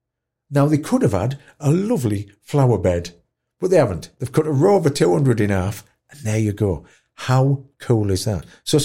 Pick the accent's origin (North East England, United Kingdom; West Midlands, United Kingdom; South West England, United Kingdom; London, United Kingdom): North East England, United Kingdom; Tow Law; also born or lived in York; It reminded me a lot of growing up in Taulaw. Like a, you know, a former mining village in the northeast. Everybody knows everybody in Taulaw. We've got about 1,200 people.